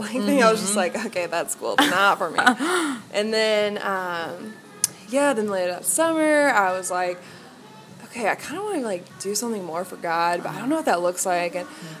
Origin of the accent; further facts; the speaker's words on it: Indianapolis, Indiana, United States; I'm from Indianapolis